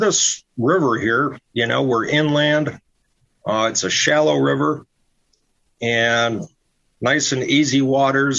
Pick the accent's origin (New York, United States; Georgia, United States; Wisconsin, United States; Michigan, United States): Michigan, United States; Royal Oak; also born or lived in Traverse City, Michigan; I'm actually from Michigan. And I kind of call Royal Oak, Michigan, which is a suburb of Detroit, my hometown